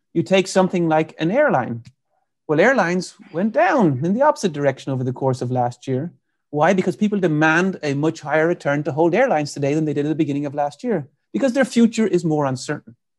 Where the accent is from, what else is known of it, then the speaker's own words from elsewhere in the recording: Ireland; moved away as an adult; now in United States; I'm from Ireland, so I came to the U S in ninety-eight, uh, to do my P H D